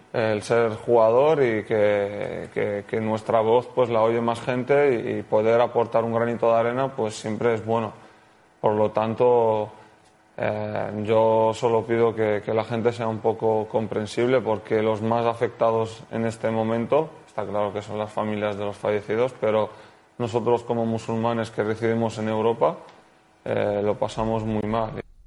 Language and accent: Spanish; Morocco; also born or lived in Tetouan; now in Spain; yo como soy un marroquí musulmán que estoy en España jugando al fútbol